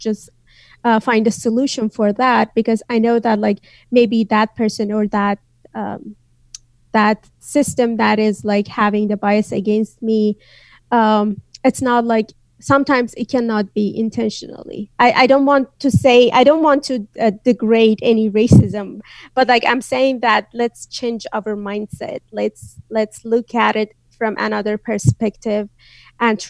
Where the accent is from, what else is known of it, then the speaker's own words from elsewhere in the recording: northwest Iran, Iran; first language Azerbaijani; English is a second language; moved away as an adult; now in United States; my hometown is in the northwest, which is in the border of Turkey, Azerbaijan, and Iraq.